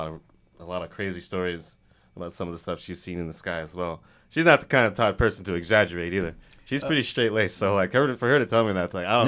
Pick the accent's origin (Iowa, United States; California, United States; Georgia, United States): California, United States; Mojave, around Edwards Air Force Base; I grew up around in the Mojave, around Edwards Air Force Base